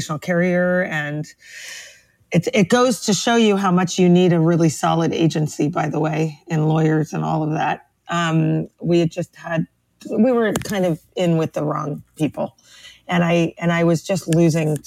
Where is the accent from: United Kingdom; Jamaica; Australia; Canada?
Canada; Toronto, Ontario; now in Brooklyn, United States; We are both from Toronto, Canada originally, but we both live in the tri-state area for some reason. So I live in Brooklyn, New York